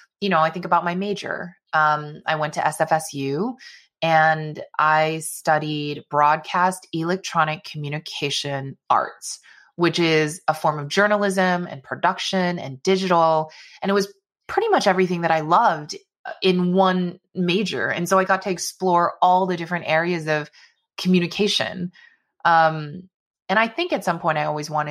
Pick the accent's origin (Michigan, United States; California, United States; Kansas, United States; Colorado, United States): California, United States; Bay Area; I loved growing up in the Bay Area